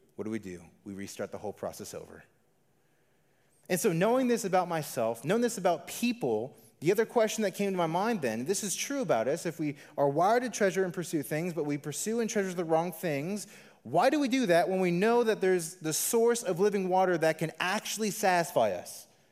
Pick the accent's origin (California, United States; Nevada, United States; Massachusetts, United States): Nevada, United States; Las Vegas; I am a, a true local Las Vegan. I was born and raised here in the Valley.